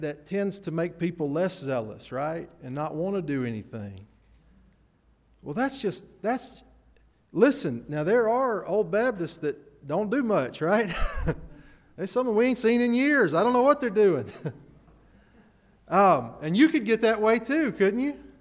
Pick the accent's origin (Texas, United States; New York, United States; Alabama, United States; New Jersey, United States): Alabama, United States; Chelsea; I grew up in Chelsea. We had Chelsea Video.